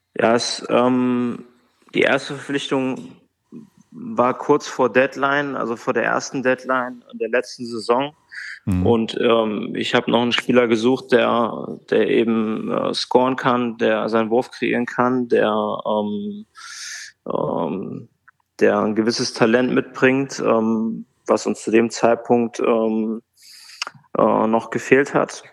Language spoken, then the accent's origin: German; Bad Hersfeld, Hesse, Germany; moved away as an adult; also born or lived in Bremerhaven / Hamburg; now in Frankfurt, Germany; in Bad Hersfeld, in meiner Heimatstadt